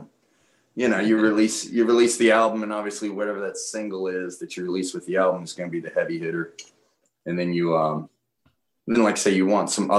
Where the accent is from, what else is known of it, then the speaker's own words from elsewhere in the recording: Appalachian Mountains, United States; I was raised in the Appalachian Mountains.